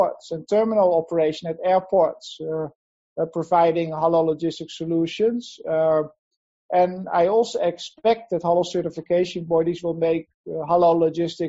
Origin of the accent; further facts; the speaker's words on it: Netherlands; moved away as an adult; now in Asia; I'm from Holland originally. I have been in Asia since 2003 permanently